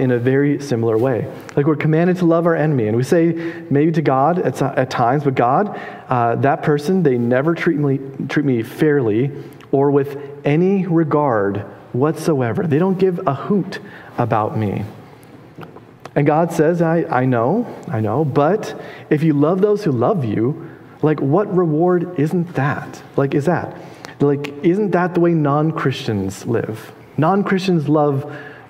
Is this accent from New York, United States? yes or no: no; Minnesota, United States; I'm from Minnesota.